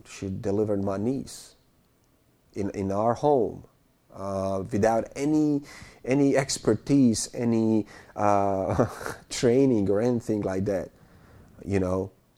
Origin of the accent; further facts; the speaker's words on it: Bosnia & Herzegovina; moved away; I'm from Bosnia